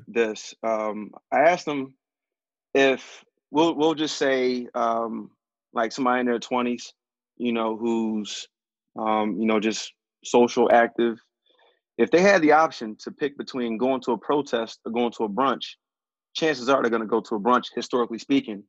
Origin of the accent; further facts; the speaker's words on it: Philadelphia, Pennsylvania, United States; growing up in West, it's it's all black